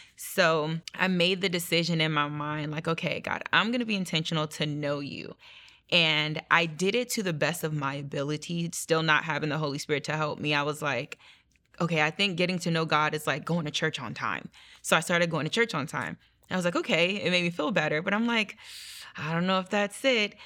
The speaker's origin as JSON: {"language": "English", "country": "Nigeria", "said": "I'm Nigerian, so religion is a big thing in our, um, culture"}